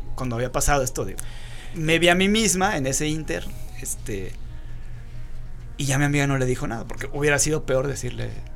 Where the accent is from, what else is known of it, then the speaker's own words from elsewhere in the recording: Rioverde, San Luis Potosí, Mexico; ahí en San Luis, de donde yo soy, cuando estudiábamos la universidad, éramos estudiantes foráneos, porque veníamos de Río Verde, un pueblito a dos horas de San Luis